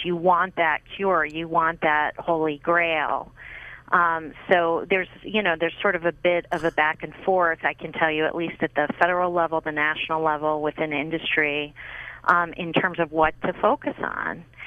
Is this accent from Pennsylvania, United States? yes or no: yes; Pittsburgh, Pennsylvania, United States; I grew up in Pittsburgh, Pennsylvania